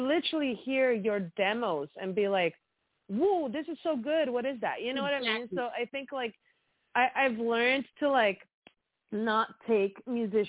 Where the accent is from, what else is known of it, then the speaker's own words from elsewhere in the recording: Sweden; now in Los Angeles, United States; I'm from Sweden